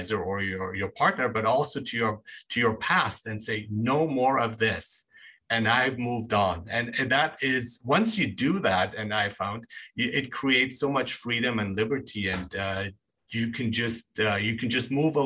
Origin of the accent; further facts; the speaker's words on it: Nuremberg, Bavaria, Germany; moved away; I grew up in Germany, and so I did stand out there as a foreigner